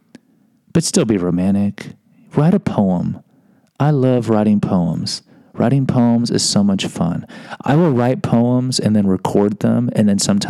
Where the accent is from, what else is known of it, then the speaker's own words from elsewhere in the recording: Mexico; I can say my people because I'm from Mexico